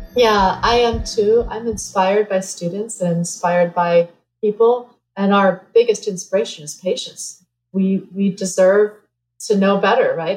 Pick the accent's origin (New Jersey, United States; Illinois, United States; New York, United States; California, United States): New Jersey, United States; moved away; I grew up in New Jersey